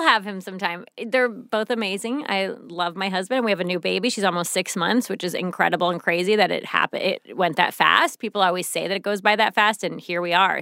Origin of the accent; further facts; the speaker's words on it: St. Louis, Missouri, United States; moved away; I'm from Saint Louis, so it's a big city